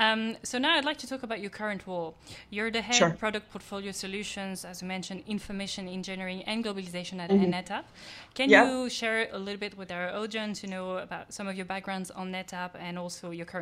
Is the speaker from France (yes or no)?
yes; France; not far from France, where I come from.